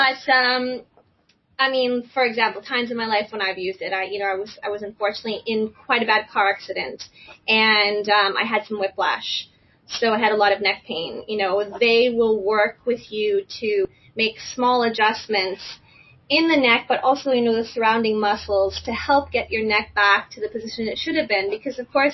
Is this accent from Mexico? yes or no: no; Canada; now in United States; I'm originally from Canada